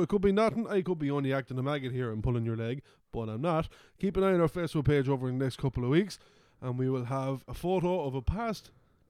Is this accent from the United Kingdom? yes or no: no; Midlands, Ireland; Don't think we're just being stupid because we're from the Midlands.